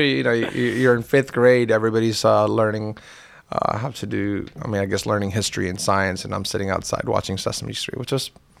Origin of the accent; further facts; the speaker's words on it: Carter County, United States; And also, you know, my accent, even if I had any, got covered up by growing up in Carter County.